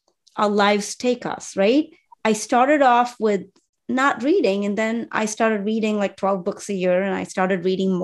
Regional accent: India; I'm Indian Muslim

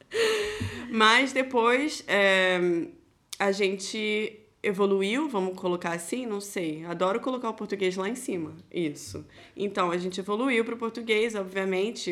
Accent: Nova Iguaçu, Rio de Janeiro, Brazil; moved away as an adult; now in Germany; Eu venho da caravana do Rio de Janeiro. Alô, o Uhu Nova Iguaçu

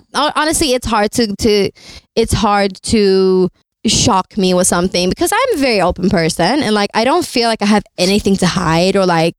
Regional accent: Sweden; But I'm also from Sweden.

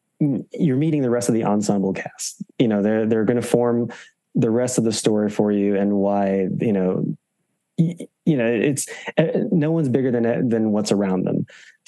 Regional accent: Philippines; You know, just because I'm Filipino, and also for me, representation does matter.

